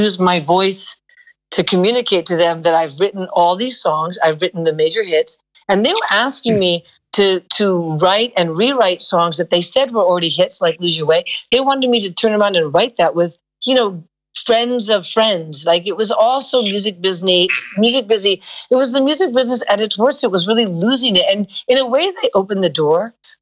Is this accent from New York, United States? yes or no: yes; New York City, New York, United States; I was born and raised in Manhattan